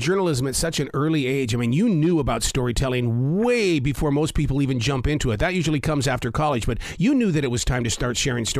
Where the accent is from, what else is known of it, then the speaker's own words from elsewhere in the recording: Billings, Montana, United States; growing up in Billings, Montana